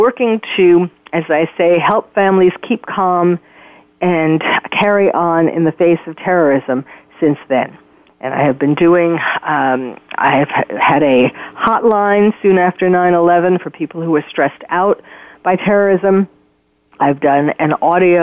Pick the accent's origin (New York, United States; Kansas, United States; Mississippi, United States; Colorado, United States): New York, United States; New York City; moved away as an adult; now in California, United States; I am born and bred in New York City